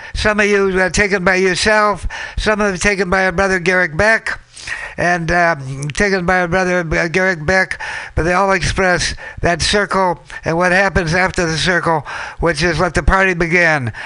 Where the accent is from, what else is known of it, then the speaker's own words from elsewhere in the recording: Minnesota, United States; we're coming full circle to my home state, Minnesota